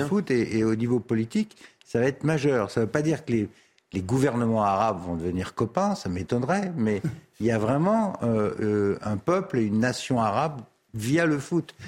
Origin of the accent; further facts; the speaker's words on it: Paris, Île-de-France, France; je suis parisien et j'ai été un quart de siècle député du centre de Paris